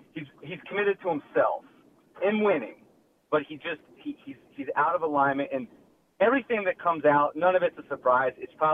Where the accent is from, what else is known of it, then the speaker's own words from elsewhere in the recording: Washington, District of Columbia, United States; moved away as an adult; also born or lived in Boston; now in Atlanta, United States; I grew up in Washington, D.C., born and raised, spent Sundays at RFK throughout the 80s as a kid